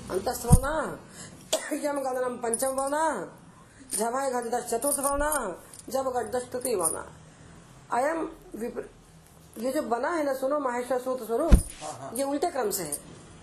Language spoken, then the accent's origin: Hindi; Madhya Pradesh, India; हमारे तो पूर्वज वहां पैदा हुए थे हम तो एमपी में पैदा हुए